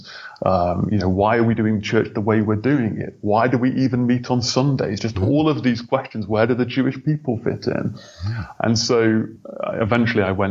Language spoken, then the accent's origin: English; United Kingdom; also born or lived in Thailand; I moved to the UK when I was about 5 with my brother and sister, who are 1 year and 2 years older. And yeah, I grew up in the church.